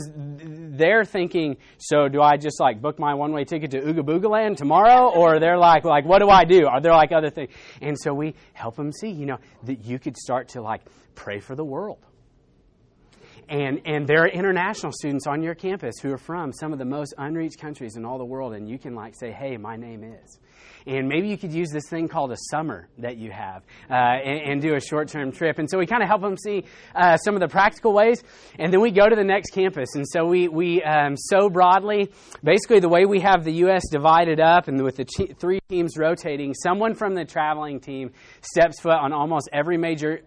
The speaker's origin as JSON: {"language": "English", "region": "Arkansas", "country": "United States", "said": "I'm actually from Arkansas"}